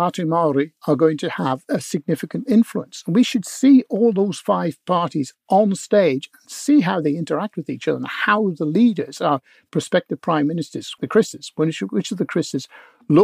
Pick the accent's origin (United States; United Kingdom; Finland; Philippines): United Kingdom; Northern Ireland; now in New Zealand; I was born in Northern Ireland.